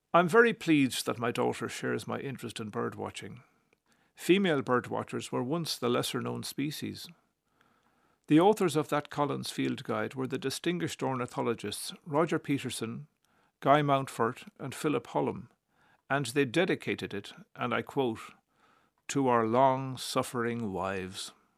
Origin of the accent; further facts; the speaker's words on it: Cork, Munster, Ireland; when I was eight and growing up in Cork